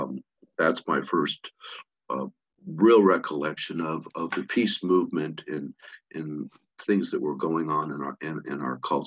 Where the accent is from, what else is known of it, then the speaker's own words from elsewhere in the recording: Virginia, United States; Most of the 60s that I recall was growing up in Virginia